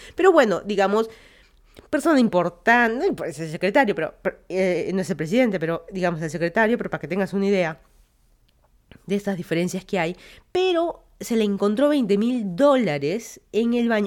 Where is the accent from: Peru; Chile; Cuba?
Peru; Lima; moved away as an adult; also born or lived in Miami, United States; now in Fairfax County, Virginia, United States; yo soy de Lima, Perú. Me mudé a Estados Unidos ya como 5 años